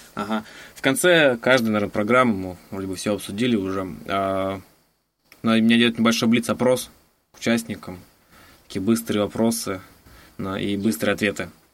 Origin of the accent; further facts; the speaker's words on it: Novokuznetsk, Kemerovo Oblast, Russia; moved away; я сам просто из Новокузнецка